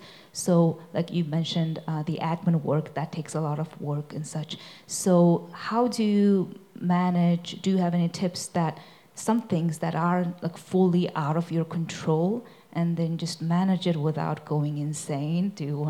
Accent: Mongolia; I'm from Mongolia as well

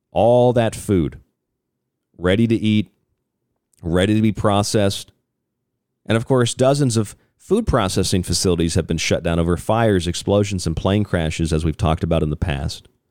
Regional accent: Florida, United States; I'm from Florida

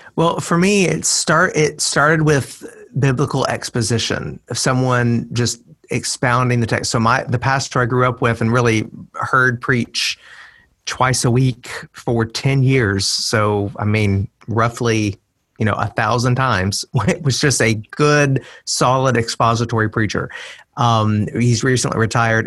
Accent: Middle Tennessee, United States; moved away as an adult; it's been a long route back to my to Middle Tennessee, and I'm living in my hometown um, again.

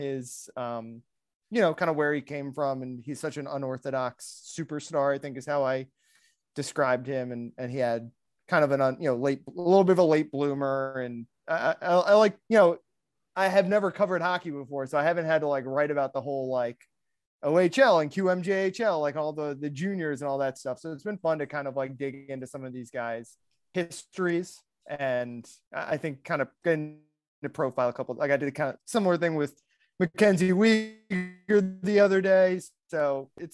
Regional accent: Maryland, United States; now in South Florida, United States; I'm from Maryland. It's like sort of the Northeast

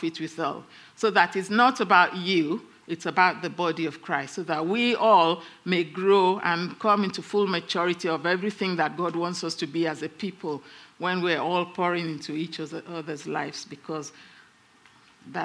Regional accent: England, United Kingdom; we're English

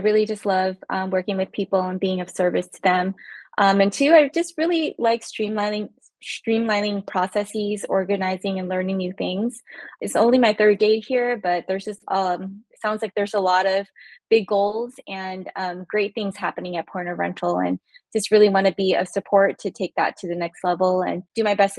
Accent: California, United States; I'm originally from California, actually. So coming to the East Coast, it's been a fire hydrant of history lessons everywhere I go.

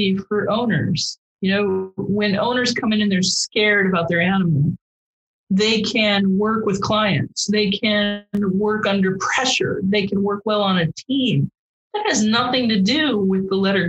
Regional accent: Midwest, United States; I grew up in the Midwest

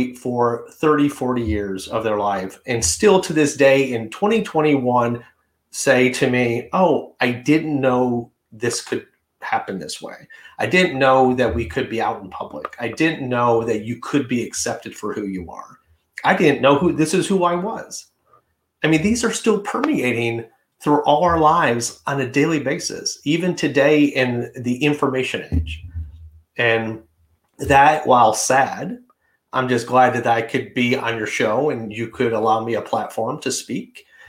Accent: Detroit, Michigan, United States; moved away as an adult; now in New York City, United States; But when I moved to New York City from Detroit, it was very liberal.

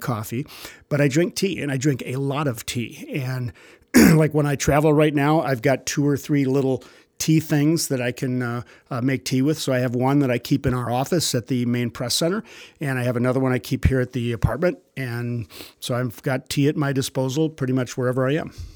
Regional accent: Madison, Wisconsin, United States; born and raised in Madison, Wisconsin

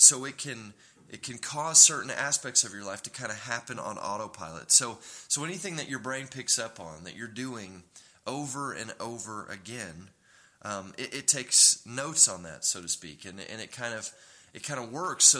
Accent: Tulsa, Oklahoma, United States; also born or lived in Dallas, Texas; we were raised in Tulsa, and I'd lived in Dallas for 7 years, and then we moved to Oklahoma City

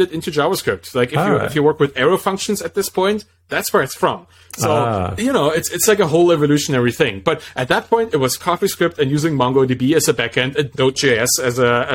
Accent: Dresden, Saxony, Germany; moved away as an adult; now in Berlin, Germany; Back then I was living in Dresden, which is my hometown, more in East Germany, former East Germany

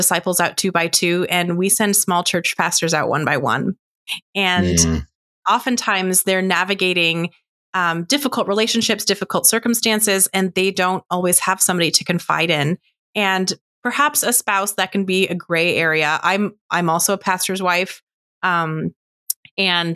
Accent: an hour west of Ottawa, Ontario, Canada; moved away as an adult; also born or lived in United States; I grew up in Canada. I am Canadian, and I grew up in a small rural church just about an hour west of Ottawa

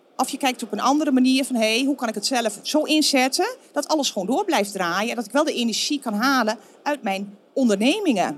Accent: Netherlands; moved away as an adult; also born or lived in Florida, United States; Ze vonden ons toch eigenlijk die nuchtere Hollanders. En ik denk dat we dat ook wel zijn

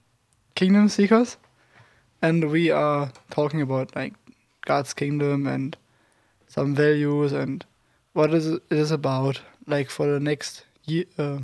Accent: Germany; I'm 20 years old. I'm from Germany.

